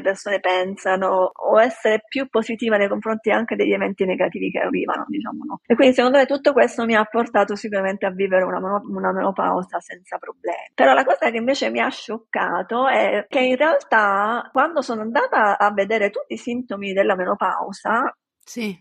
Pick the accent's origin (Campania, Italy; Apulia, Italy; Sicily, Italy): Sicily, Italy; Palermo; moved away as an adult; also born or lived in Rome / Washington DC / San Diego; sono di Palermo